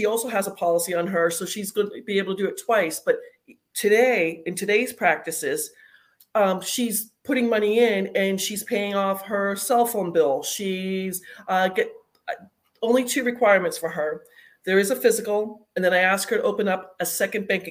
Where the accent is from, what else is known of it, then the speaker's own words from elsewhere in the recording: Arizona, United States; moved away as an adult; now in North Carolina, United States; I was originally from Arizona. I just moved to North Carolina in the last few weeks